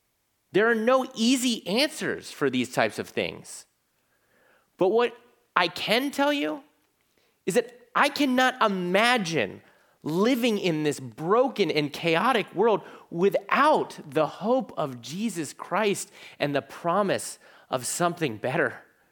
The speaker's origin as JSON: {"language": "English", "town": "Virginia Beach", "region": "Virginia", "country": "United States", "said": "because I'm from Virginia Beach, Virginia. Half of it's Navy. Half of my church growing up was Navy."}